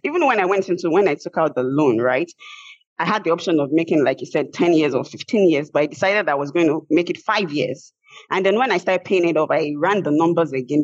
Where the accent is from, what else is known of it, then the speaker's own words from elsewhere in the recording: Nigeria; moved away as an adult; now in United States; I had a federal government scholarship from my home country, which is Nigeria.